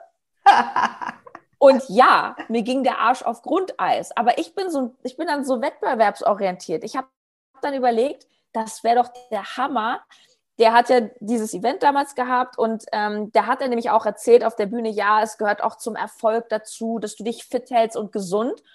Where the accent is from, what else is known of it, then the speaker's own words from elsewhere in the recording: Berlin, Germany; ich komme aus Berlin